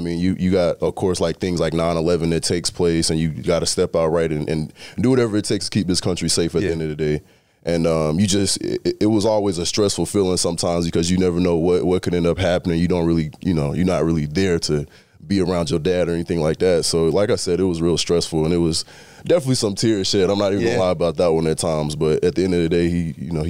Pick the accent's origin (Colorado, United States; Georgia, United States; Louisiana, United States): Georgia, United States; I mean, I'm a kid from South Georgia.